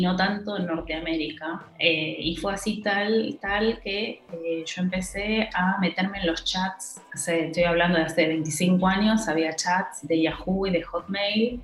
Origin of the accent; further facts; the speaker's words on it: Argentina; moved away as an adult; also born or lived in Lucerne, Switzerland; now in Switzerland; yo venía, viste, de, capital